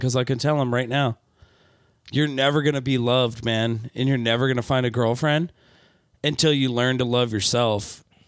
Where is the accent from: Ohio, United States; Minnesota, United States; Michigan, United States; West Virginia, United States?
Michigan, United States; Michigan, my home state